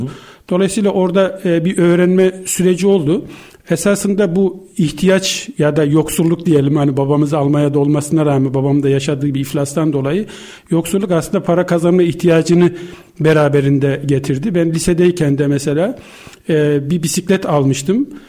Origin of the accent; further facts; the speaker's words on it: Gürün, Sivas Province, Turkey; moved away as an adult; also born or lived in Istanbul; Ben 1965 e, e, Sivas Gürün doğumluyum ilkokul yıllarına kadar